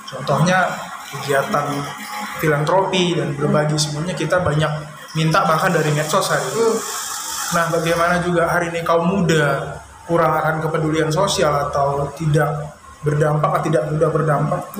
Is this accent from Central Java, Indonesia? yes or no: no; Pangkalan Berandan, North Sumatra, Indonesia; nah kalau kita aslinya nenek moyang itu dari tiga juar dari Serdang hmm. cuma dari zaman bolang dulu kakek kita hijrah ke Pangkalan Berandan hmm. tempatnya desa Teluk Meku